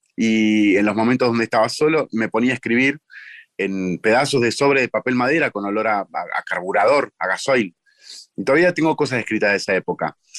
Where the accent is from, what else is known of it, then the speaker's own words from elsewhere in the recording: Munro, Buenos Aires Province, Argentina; Yo nací en Munro